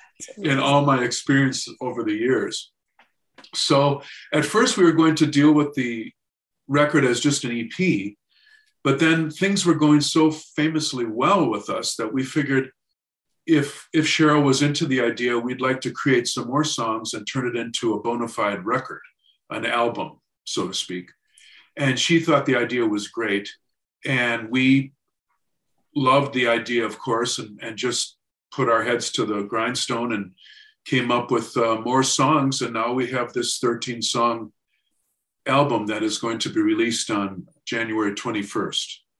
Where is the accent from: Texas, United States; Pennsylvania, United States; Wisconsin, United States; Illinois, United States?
Wisconsin, United States; Racine; I grew up in Racine, Wisconsin.